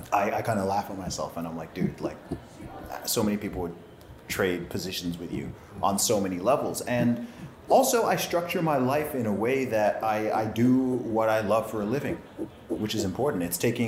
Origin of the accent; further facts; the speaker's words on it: Saudi Arabia; also born or lived in England; So I was born in England, raised in Saudi Arabia. My family background is from Nigeria.